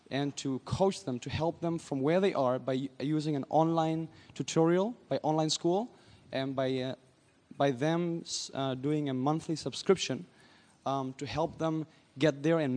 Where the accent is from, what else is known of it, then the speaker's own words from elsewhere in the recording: Germany; I'm from Germany.